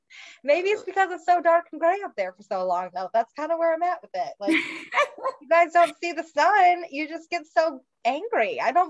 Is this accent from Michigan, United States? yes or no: yes; Michigan, United States; now in Mooresville, United States; everybody's still back in Michigan for me